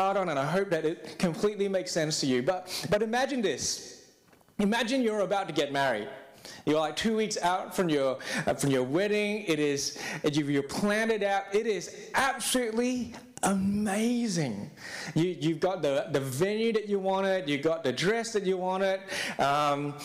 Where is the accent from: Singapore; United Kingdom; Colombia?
Singapore; now in Australia; I am from Singapore